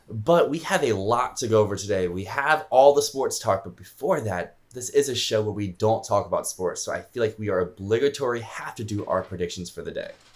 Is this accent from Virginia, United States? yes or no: yes; Virginia, United States; I am from Virginia